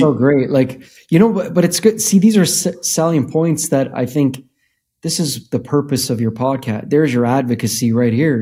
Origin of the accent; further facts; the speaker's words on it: Canada; we grew up in Canada